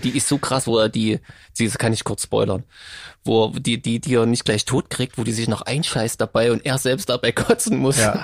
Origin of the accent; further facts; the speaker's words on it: Saxony, Germany; Als Sachse